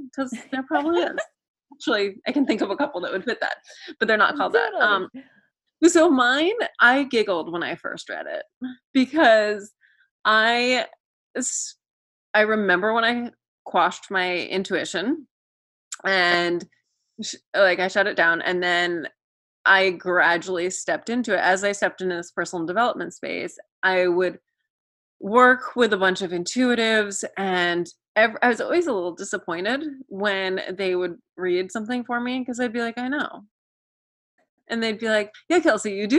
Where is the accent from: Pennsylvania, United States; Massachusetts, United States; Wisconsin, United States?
Massachusetts, United States; was born and raised in Massachusetts